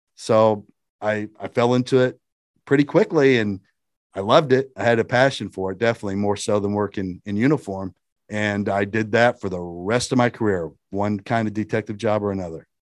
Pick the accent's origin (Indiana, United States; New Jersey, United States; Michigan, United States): Indiana, United States; Shelby County; I was from Shelby County, Indiana, which is, you know, a suburb area of Indianapolis.